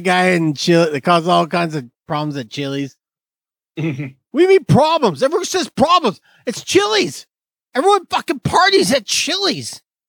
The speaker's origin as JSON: {"language": "English", "town": "Fresno", "region": "California", "country": "United States", "accent": "Northeast Fresno", "said": "This is my Northeast Fresno accent."}